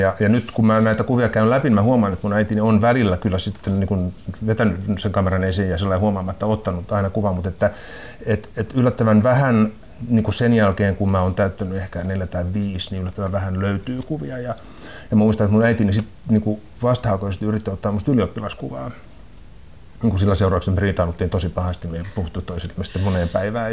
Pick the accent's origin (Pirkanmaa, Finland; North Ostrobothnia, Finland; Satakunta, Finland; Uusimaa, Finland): Satakunta, Finland; Rauma; now in Helsinki, Finland; mä olen kotoisin Raumalta, niin kuin pikkukaupungista, ja, joka oli silloin niin kuin 70-luvulla, kun mä olin pieni, ja sitten 80-luvulla, kun mä olin koulussa